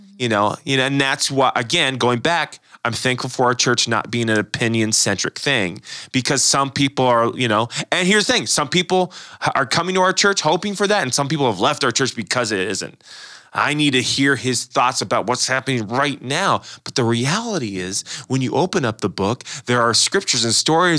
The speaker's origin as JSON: {"language": "English", "country": "United States", "said": "I love being an American"}